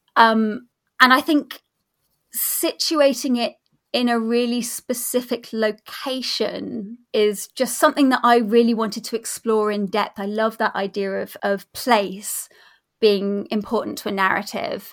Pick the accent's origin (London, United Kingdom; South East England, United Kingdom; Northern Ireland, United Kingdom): South East England, United Kingdom; New Forest; I grew up in the New Forest, or near the New Forest, down on the South Coast